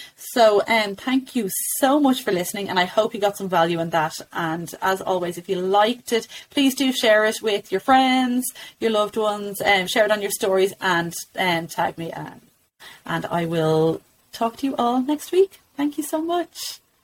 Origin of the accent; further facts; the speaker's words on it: Ireland; as Irish mums